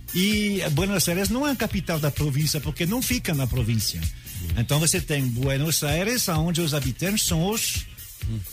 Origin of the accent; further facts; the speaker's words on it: France; Portuguese is a second language; now in Brazil; eu sou francês